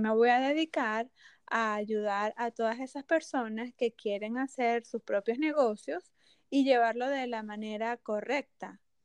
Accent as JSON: {"language": "Spanish", "country": "Venezuela", "also_born_or_lived": "Mexico", "moved": "as an adult", "said": "soy de Venezuela y viví cinco años en México"}